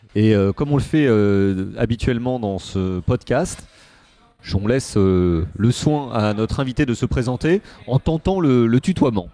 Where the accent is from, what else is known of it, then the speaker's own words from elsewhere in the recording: Paris, Île-de-France, France; je suis né à Paris dans le 14e arrondissement